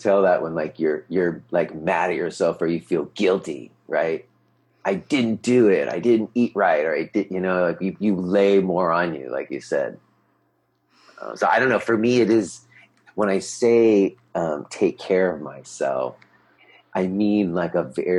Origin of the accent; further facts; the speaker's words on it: New York, United States; he knew I was from New York and he knew in New York we ate pizza.